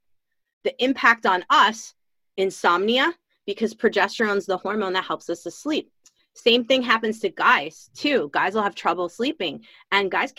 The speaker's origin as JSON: {"language": "English", "region": "Illinois", "country": "United States", "also_born_or_lived": "Chicago / Colorado / Washington State", "moved": "as an adult", "lives_now": "Washington, United States", "said": "I'm from Illinois originally. I'm in Washington State now, but I'm from Illinois originally."}